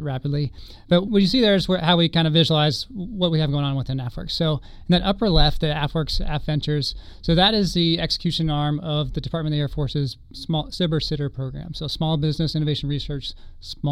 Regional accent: Lincoln, Nebraska, United States; moved away; Originally hail from Lincoln, Nebraska

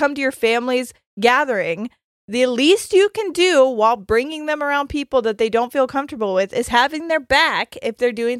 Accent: England, United Kingdom; now in United States; I'm English, living in the U.S. whilst I finish my university course. As soon as I've finished, I plan on going home.

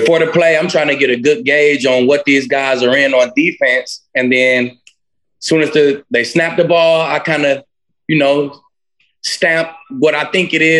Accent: Allen, Texas, United States; I'm from Texas. Kyler is from Texas. We both here in Allen, Texas

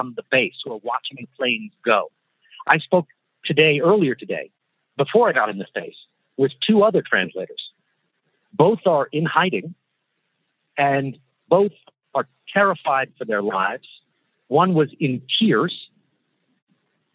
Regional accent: United States; as an American

